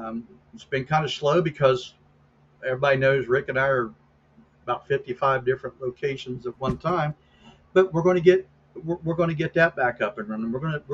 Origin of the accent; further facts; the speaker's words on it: United States; I used to, but not anymore, because I'm an American.